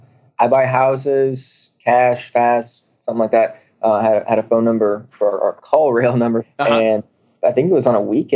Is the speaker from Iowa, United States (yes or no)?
yes; Des Moines, Iowa, United States; now in Charlotte, United States; I'm originally from Des Moines, Iowa. I moved to Charlotte, North Carolina for the last 6 years of my life.